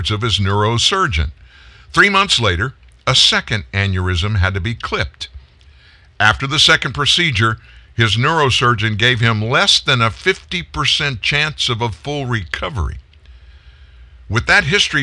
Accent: United States; I'm introduced as an American

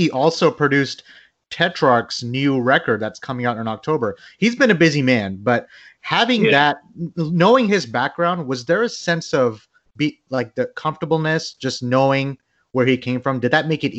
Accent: Bangladesh; I'm from Bangladesh, and there's a metal scene in Bangladesh

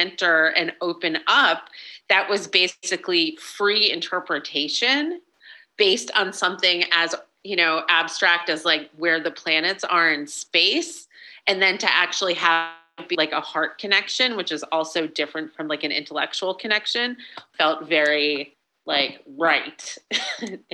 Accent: New York, United States; I'm a Jew from New York

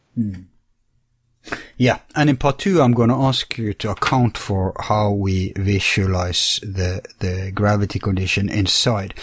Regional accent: Bergen, Vestland, Norway; my hometown in Bergen

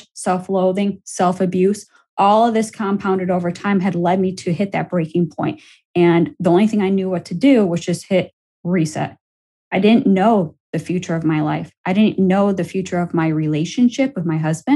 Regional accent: Buffalo, New York, United States; moved away; I headed it back to my hometown of Buffalo, New York

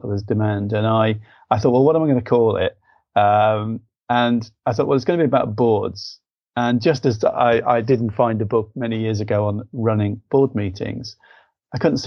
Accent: Liverpool, North West England, United Kingdom; I'm from Liverpool, mathematician

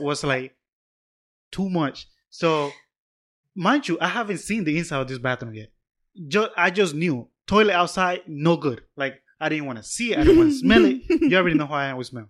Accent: Panama; I'm from Panama, but I'm still from the city.

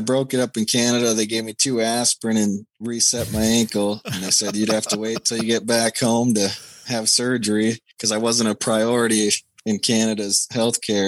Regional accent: Minneapolis, Minnesota, United States; Minneapolis. My hometown

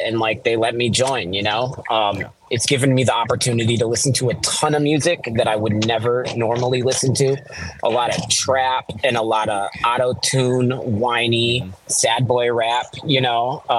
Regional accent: East Coast, United States; I grew up on the East Coast, mainly boom bap.

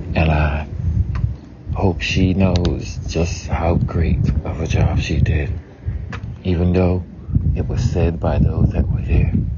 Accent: the South, United States; I grew up in the South, so it was a lot of Southern dishes

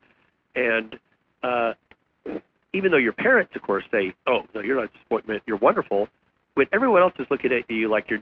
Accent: West Texas, United States; I grew up in West Texas

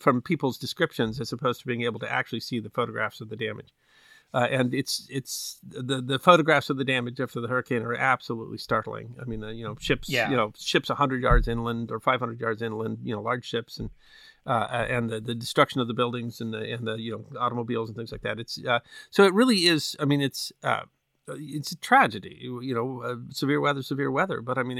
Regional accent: Midwest, United States; Now I've been close to tornadoes because I grew up in American Midwest enough to see the funnels and stuff like that in the distance.

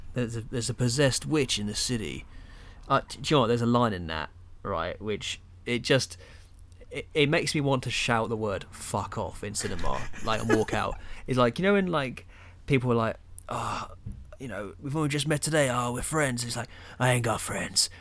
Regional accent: England, United Kingdom; being a Englishman.

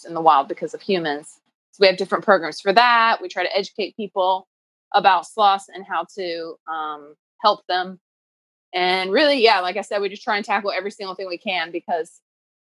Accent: Durham, North Carolina, United States; also born or lived in Oxford, United Kingdom; I am from Durham, North Carolina, originally

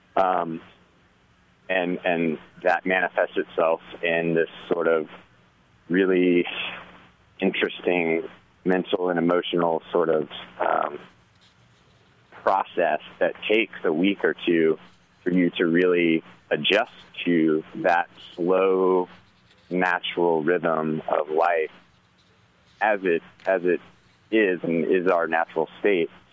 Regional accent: Tallahassee, Florida, United States; moved away; also born or lived in Asheville, North Carolina; I'm originally from Tallahassee, Florida, and uh, I was always a really outdoorsy kid

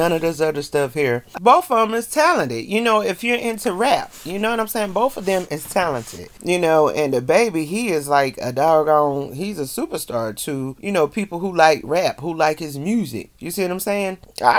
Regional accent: the South, United States; I'm from the South

